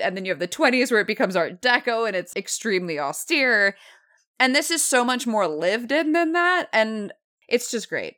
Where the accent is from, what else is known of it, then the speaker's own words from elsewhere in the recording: the South, United States; I'm from the South.